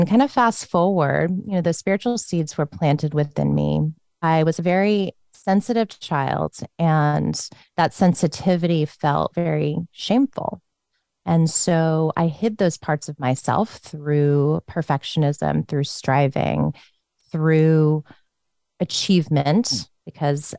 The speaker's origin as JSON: {"language": "English", "region": "Northern Virginia", "country": "United States", "tie": "born or raised there", "said": "I grew up in Northern Virginia in a Buddhist Christian home"}